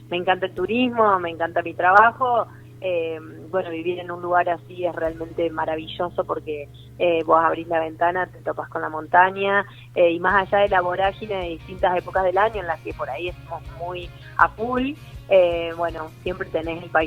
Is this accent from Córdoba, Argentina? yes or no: no; Villa Constitución, Santa Fe, Argentina; now in Santa Rosa, Argentina; No, yo soy nacida en Villa Constitución, cerca de Rosario. Hace 18 años que vivo acá, en Santa Rosa. Es mi, mi lugar en el mundo.